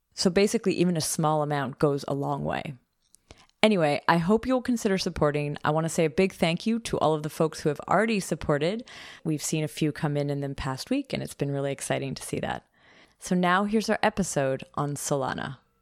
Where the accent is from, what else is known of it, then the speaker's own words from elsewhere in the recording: Canada; now in Germany; I'm from I'm from Canada, and tuition's different there. And also, I live in Germany